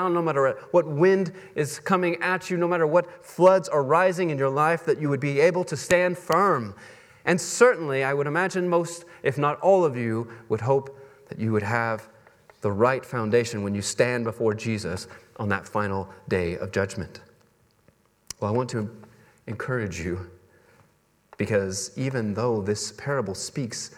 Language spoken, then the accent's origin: English; Texas, United States; moved away; I come from Texas